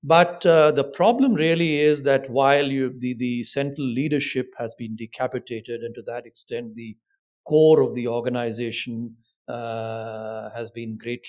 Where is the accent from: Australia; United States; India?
India